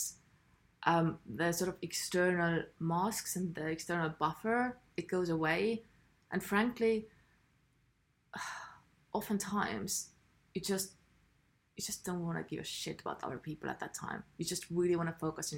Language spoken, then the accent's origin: English; Estonia; I'm from Estonia, where we don't speak much. We're very quiet people.